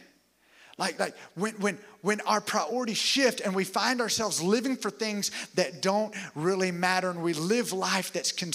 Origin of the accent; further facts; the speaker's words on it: the South, United States; also born or lived in Alabama; now in Tampa, United States; I was raised here in the South